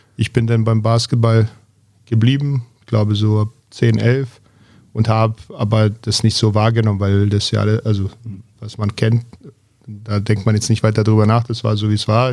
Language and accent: German; Zvornik, Republika Srpska, Bosnia & Herzegovina; also born or lived in Belgrade, Serbia; now in Berlin, Germany; Ansonsten in Bosnien aufgewachsen